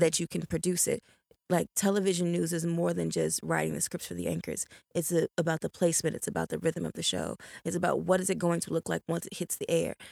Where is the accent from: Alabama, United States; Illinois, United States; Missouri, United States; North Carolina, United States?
Illinois, United States; Chicago; moved away as an adult; also born or lived in Florida; now in Jacksonville, United States; in Chicago, I grew up on the South Side, deep South Side